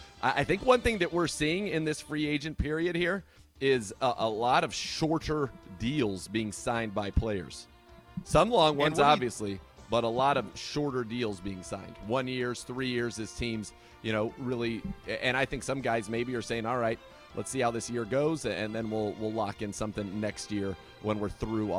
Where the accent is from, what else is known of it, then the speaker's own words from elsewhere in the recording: California, United States; Because in the Bay Area, I think it didn't have a heavy Irish population as relative to the East Coast or to Chicago, et cetera, where it's obviously much, much, much bigger.